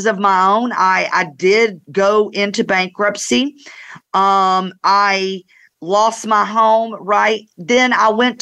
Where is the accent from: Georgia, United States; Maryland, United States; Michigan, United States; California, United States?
Georgia, United States; North; I grew up in North Georgia